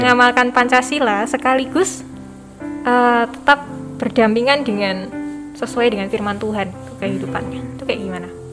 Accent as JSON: {"language": "Indonesian", "country": "Indonesia", "said": "kita lahir di Indonesia sebagai warga negara Indonesia"}